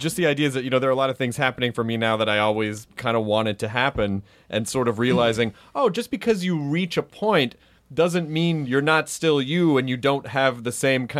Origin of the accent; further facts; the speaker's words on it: Louisville, Kentucky, United States; born there; Oh, I was born in Louisville, Kentucky. My mother said I was adorable.